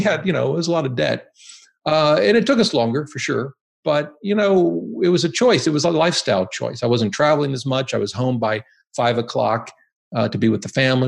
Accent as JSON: {"language": "English", "region": "Ohio", "country": "United States", "tie": "born or raised there", "also_born_or_lived": "Boston", "moved": "as an adult", "lives_now": "Virginia, United States", "said": "I grew up in Ohio"}